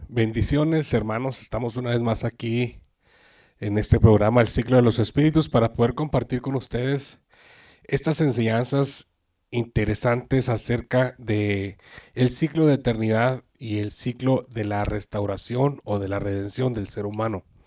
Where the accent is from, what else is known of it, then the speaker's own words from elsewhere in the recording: Ciudad Juárez, Chihuahua, Mexico; yo soy de Ciudad Juárez, Chihuahua, y me acuerdo cuando era joven, que estaba en la preparatoria